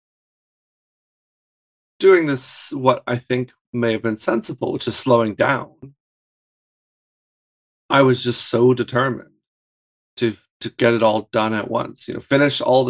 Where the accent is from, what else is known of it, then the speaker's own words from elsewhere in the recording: Hamilton, Ontario, Canada; moved away as an adult; I'm from Hamilton